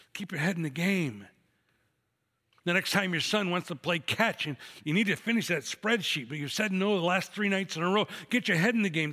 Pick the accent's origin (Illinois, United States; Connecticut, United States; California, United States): Illinois, United States; Chicago; I'm from Chicago